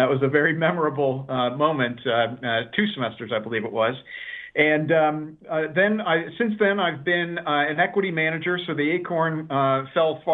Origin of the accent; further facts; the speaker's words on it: New York City, New York, United States; I grew up in New York City during the financial crisis.